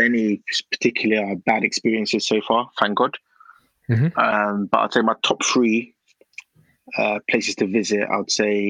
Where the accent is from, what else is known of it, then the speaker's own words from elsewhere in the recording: Ghana; Obviously, Ghana's great. I'm from Ghana. Christmas time in Ghana is unmatched.